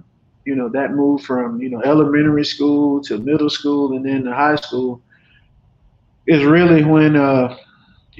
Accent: Dothan, Alabama, United States; moved away; I'm from, as I mentioned, Dothan, Alabama, proudly known as the Wiregrass area in Southeast Alabama

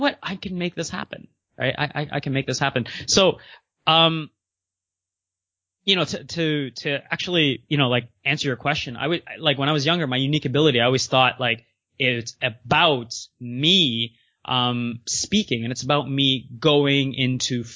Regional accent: Maryland, United States; also born or lived in Canada; I grew up in the U.S., even though I'm Canadian, and shout out to Maryland.

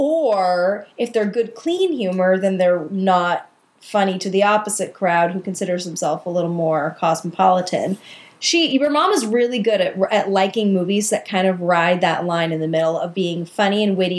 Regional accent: Minnesota, United States; I love that I'm also from Minnesota.

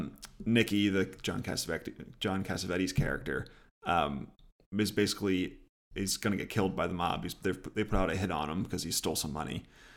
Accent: Philadelphia, Pennsylvania, United States; because I'm a Philadelphian at heart, and this movie takes place in grimy 1970s Philadelphia.

